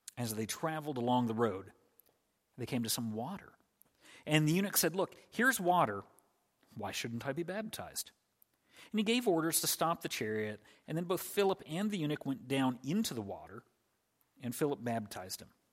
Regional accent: United States; as an American in the year twenty twenty-two

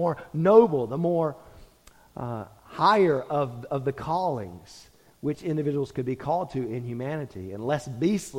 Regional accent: United States; we as American Christians

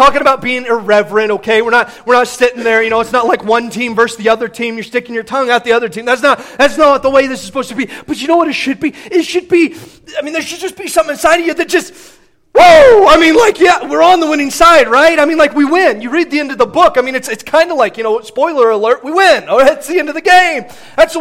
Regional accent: Midwest, United States; I grew up in the Midwest, I grew up a fan of the Big Ten

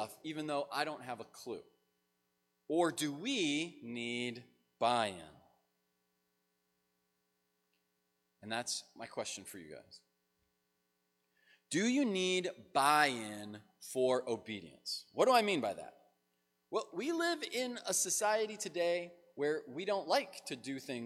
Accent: United States; as an American

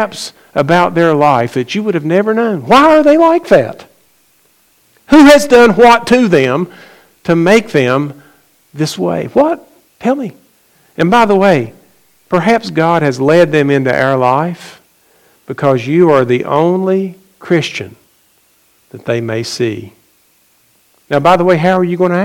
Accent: McDowell County, West Virginia, United States; I grew up in McDowell County, West Virginia

